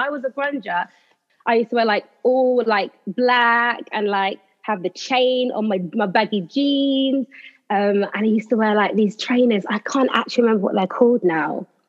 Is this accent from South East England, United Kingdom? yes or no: yes; Slough, South East England, United Kingdom; I am from Slough in Berkshire.